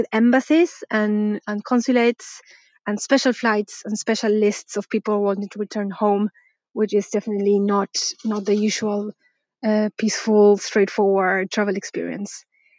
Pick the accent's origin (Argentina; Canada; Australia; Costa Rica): Argentina; now in United Kingdom; I'm from Argentina, but I live and work in the UK